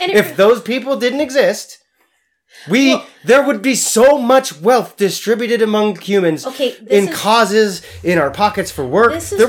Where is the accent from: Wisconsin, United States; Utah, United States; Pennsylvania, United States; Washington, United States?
Washington, United States; Spokane; moved away; Well, I grew up in Spokane